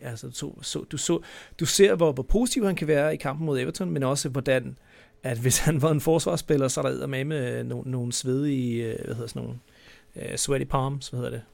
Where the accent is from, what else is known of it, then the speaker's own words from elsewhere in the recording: Denmark; vi er danskere